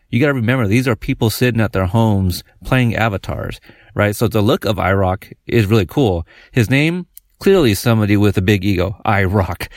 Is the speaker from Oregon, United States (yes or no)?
yes; Portland, Oregon, United States; we're from Oregon, Portland